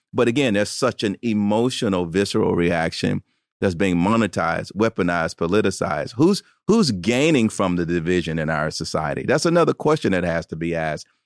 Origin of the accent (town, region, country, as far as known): Tuscaloosa, Alabama, United States; born or raised there